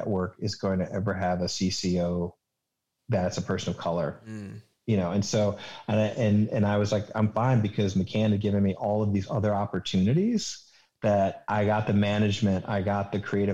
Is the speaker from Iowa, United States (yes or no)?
no; Richmond, Virginia, United States; moved away as an adult; I'm from Richmond